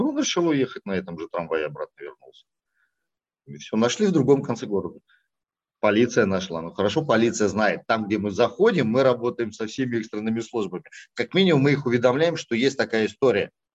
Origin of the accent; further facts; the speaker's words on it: Kazakhstan; now in Russia; я родился в Казахстане